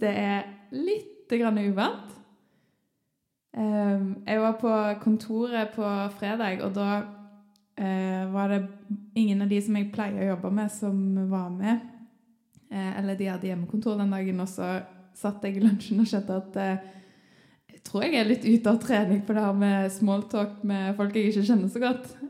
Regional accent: Sandnes, Rogaland, Norway; moved away; når jeg ennå bodde hjemme i Sandnes

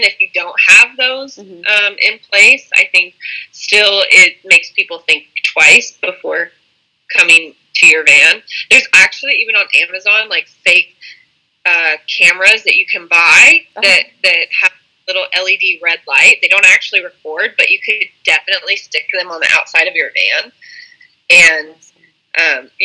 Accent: Indianapolis, Indiana, United States; when I came back to Indianapolis

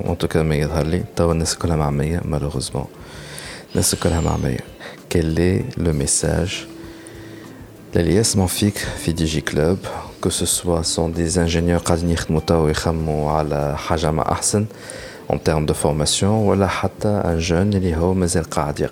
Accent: Tunisia; je suis tunisien.

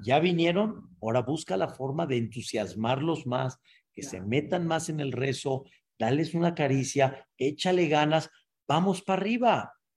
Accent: Mexico; Yo nací aquí en México y en la cuna que yo nací, pues en mi época lo que había era, ya, Espíritu, Capulina, este, Cantinflas

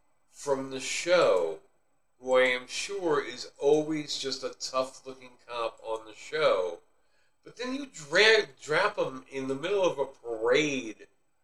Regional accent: New York City, New York, United States; But that was just being a New Yorker

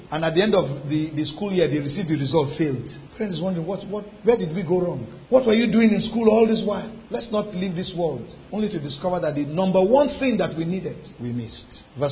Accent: Lagos, Nigeria; moved away; When we were growing up in Lagos, we had seasons in our compound

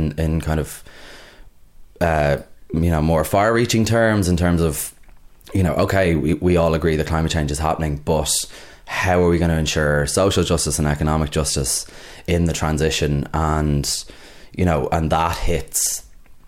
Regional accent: Dublin, Leinster, Ireland; I'm originally from Clontarf, so I used to vote in Dublin by North.

